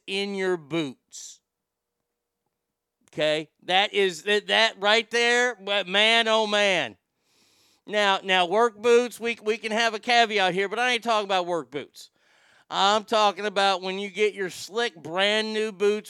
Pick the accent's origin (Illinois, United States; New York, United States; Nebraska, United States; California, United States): California, United States; Glendora; my hometown of Glendora, California